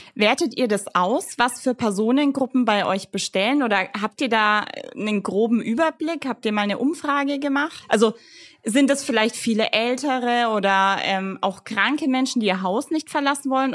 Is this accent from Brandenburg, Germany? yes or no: no; Fürth, Bavaria, Germany; ich bin ja Fürtherin